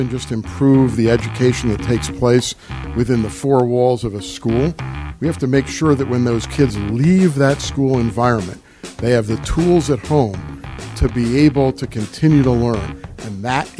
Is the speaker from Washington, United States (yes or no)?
no; Middlesex County, New Jersey, United States; also born or lived in New York; now in Philadelphia, United States; I was born in New York. Unlike Ed Rendell, who was born and raised in New York, I moved to suburban New Jersey when I was very young. And I'm a product of a normal suburban New Jersey lifestyle, Central Jersey, Middlesex County.